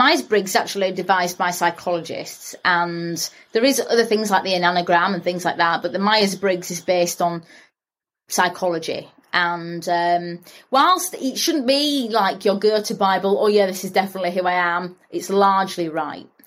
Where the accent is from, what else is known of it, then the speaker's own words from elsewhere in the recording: Bradford, Yorkshire and the Humber, United Kingdom; I'm from Bradford.